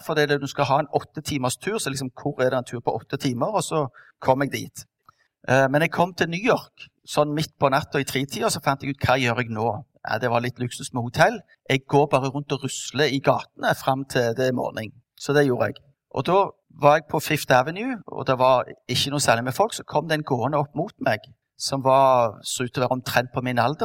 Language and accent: Norwegian; Stavanger, Rogaland, Norway; vant med fra oppveksten på Madla